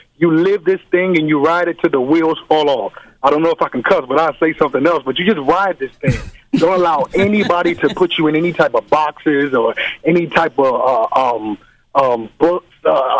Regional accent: Chicago, Illinois, United States; now in Los Angeles, United States; All the way from Los Angeles. I'm originally from Chicago.

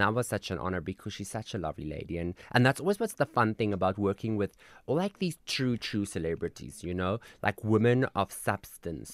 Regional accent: Koster, North West, South Africa; also born or lived in Klerksdorp; that's where I'm from

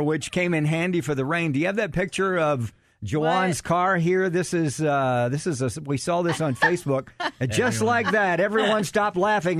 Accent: Alabama, United States; Well, we're from Alabama.

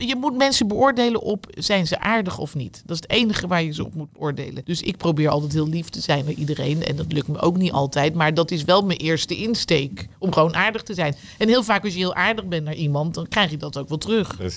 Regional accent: The Hague, South Holland, Netherlands; Ik ben niet een echte Rotterdamse, helemaal niet, we komen uit Den Haag.

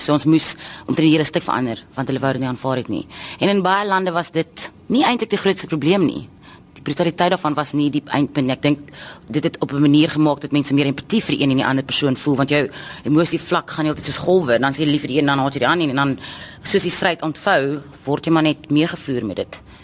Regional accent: South Africa; ons dink as Suid-Afrikaners

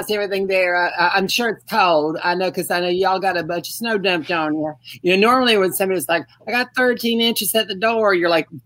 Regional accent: Mobile, Alabama, United States; I'm from Mobile, Alabama. I'm just a country girl down here

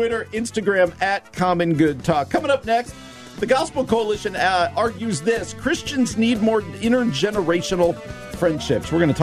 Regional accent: New Jersey, United States; moved away; I grew up in New Jersey, this little church, and loved it

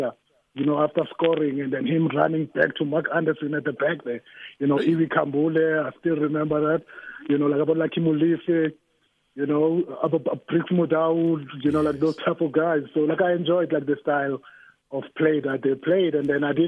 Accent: Johannesburg, Gauteng, South Africa; I am from Orlando East

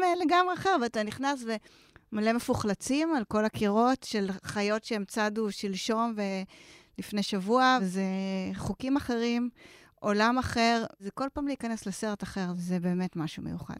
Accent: Israel; אנחנו דווקא אנשים, בסדר גמור, לא מניו יורק ולא מ-LA, אלא ישראלים

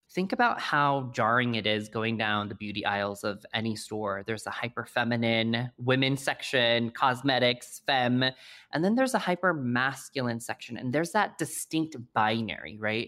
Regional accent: Colorado Springs, Colorado, United States; moved away; also born or lived in New York City; I grew up in Colorado Springs, Colorado, as the lone Asian kid

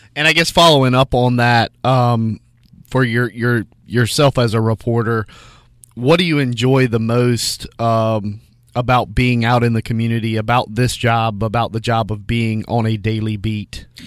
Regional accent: Shelby, North Carolina, United States; moved away as an adult; now in Spartanburg, United States; I had the opportunity to be the editor in my hometown paper in Shelby before I came here to Spartanburg.

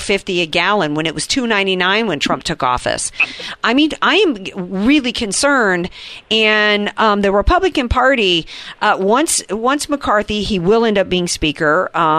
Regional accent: the South, United States; now in California, United States; this haint, as we would call her in the South

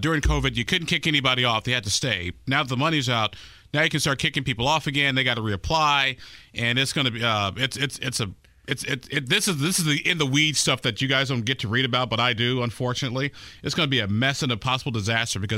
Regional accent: Illinois, United States; now in Indiana, United States; my home state of Illinois

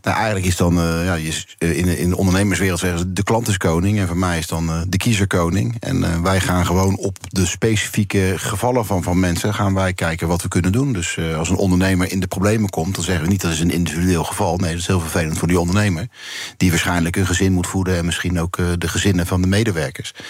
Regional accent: The Hague, South Holland, Netherlands; ik kom uiteindelijk uit de Scheveningen

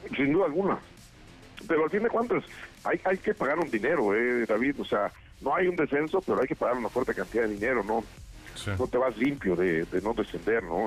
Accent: Mexico

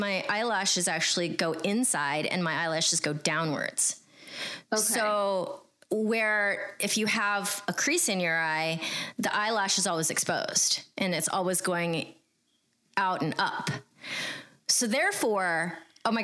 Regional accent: United States; I grew up in America

